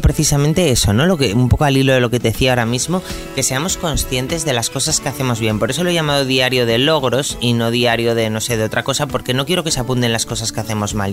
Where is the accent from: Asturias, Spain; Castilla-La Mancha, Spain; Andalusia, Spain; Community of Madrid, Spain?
Asturias, Spain; en mi familia somos así, somos asturianos